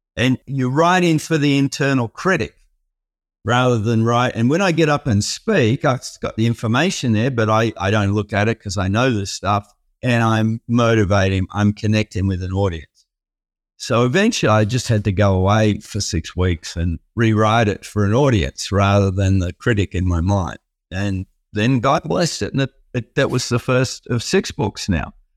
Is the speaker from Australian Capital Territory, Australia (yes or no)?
no; Melbourne, Victoria, Australia; also born or lived in Sydney; I was born in Sydney and early years there. And, and then most of my life, I've, in Australia, I've, I've lived in Melbourne. We moved down to Melbourne